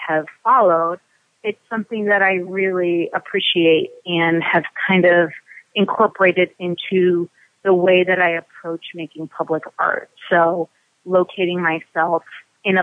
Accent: Los Angeles, California, United States; also born or lived in Cambridge, Massachusetts; now in Easthampton, United States; growing up in Los Angeles

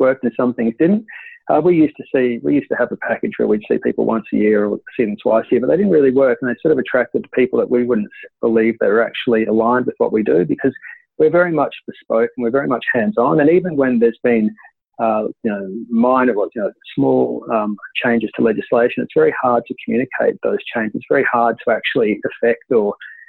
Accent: Queensland, Australia; I grew up in Queensland and I was living on the coast

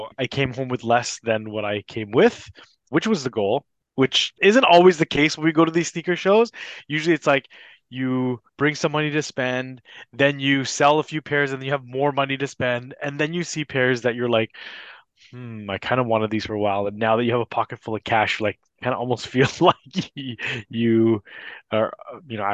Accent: Toronto, Ontario, Canada; growing up in Scarborough

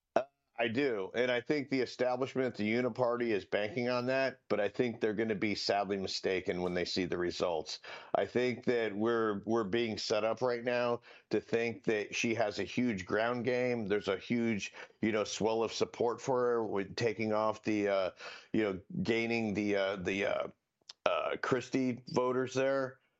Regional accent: Collier County, Florida, United States; I grew up in Collier County, Florida

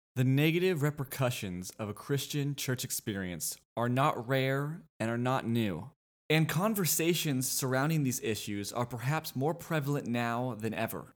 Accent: Los Angeles, California, United States; moved away as an adult; now in Austin, United States; I was born in Los Angeles, California, but now live in Austin, Texas

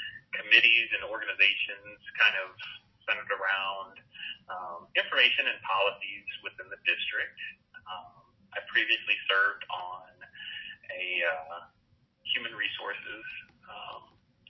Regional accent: Hazelwood, Missouri, United States; also born or lived in Kirksville, Missouri / Bowling Green, Ohio; I grew up in Hazelwood in North County, St. Louis

